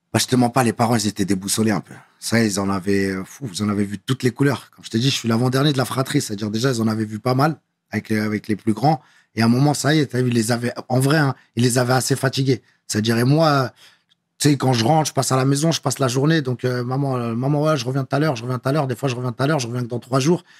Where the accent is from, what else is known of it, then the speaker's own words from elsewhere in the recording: Paris, Île-de-France, France; Je suis vraiment de Belleville